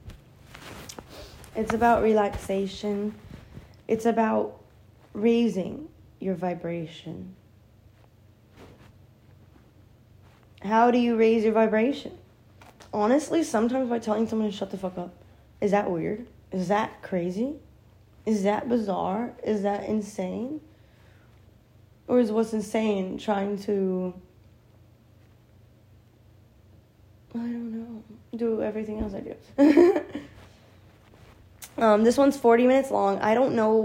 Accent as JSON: {"language": "English", "town": "Detroit", "region": "Michigan", "country": "United States", "said": "I'm from Detroit"}